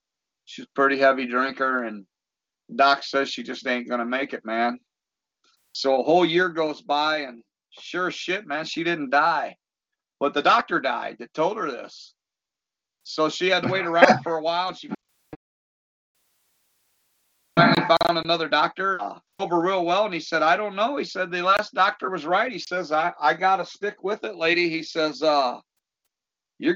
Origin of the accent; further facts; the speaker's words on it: Dixon, Illinois, United States; I'm from Dixon, Illinois